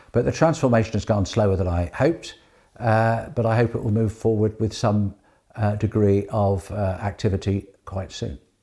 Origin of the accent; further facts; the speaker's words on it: Guernsey; Born and bred in Guernsey